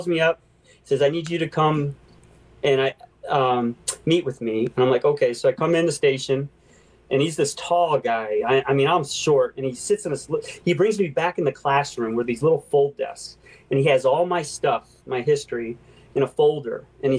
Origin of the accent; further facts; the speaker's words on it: Deerfield Beach, Florida, United States; I grew up in Florida for a little while. I moved all over, but Deerfield Beach.